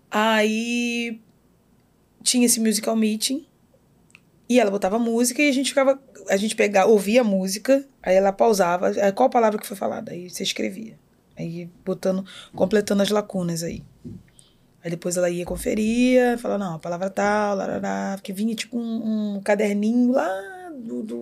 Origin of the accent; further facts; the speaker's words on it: Magé, Rio de Janeiro, Brazil; born there; Nasci em Magé.